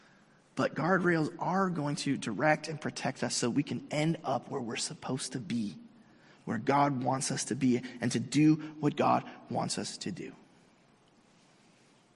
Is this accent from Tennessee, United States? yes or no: no; Mission Viejo, California, United States; I grew up in Southern California. I grew up here in Mission Viejo